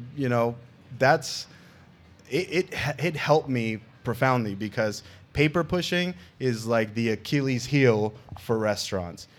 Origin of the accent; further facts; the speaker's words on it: New York City, New York, United States; now in Las Vegas, United States; New York City, where I'm from, and actually the borough that I grew up, Queens